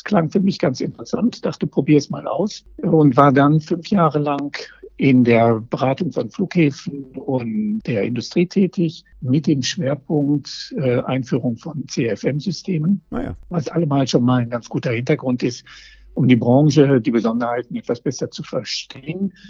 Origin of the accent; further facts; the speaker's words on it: Essen, North Rhine-Westphalia, Germany; Das, aus meiner Heimatstadt, so.